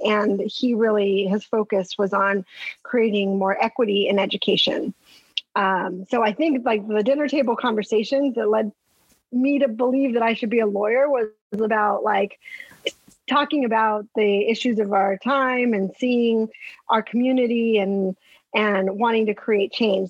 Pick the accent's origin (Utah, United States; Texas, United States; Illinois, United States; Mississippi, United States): Texas, United States; El Paso; moved away as an adult; also born or lived in Stanford, California / Boston / Washington; now in New York City, United States; I'm from El Paso